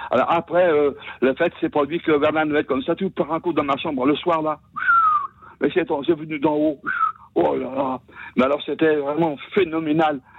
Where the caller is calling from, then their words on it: Saint-Étienne-de-Saint-Geoirs, Auvergne-Rhône-Alpes, France; je suis donc de Saint-Étienne de Saint-Joire là. Oui. En l'Isère là